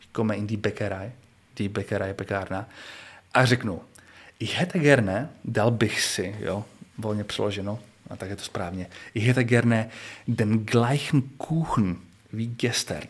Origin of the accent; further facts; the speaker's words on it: Czechia; já jako Čech